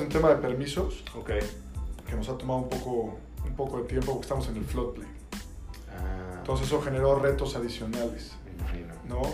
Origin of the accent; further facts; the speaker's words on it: Mexico; moved away as an adult; yo nací y crecí en México